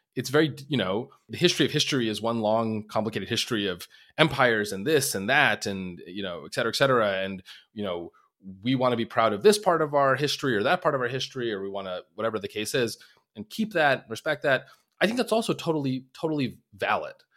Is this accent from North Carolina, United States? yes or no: no; Long Island, New York, United States; moved away as an adult; now in Minnesota, United States; I grew up on Long Island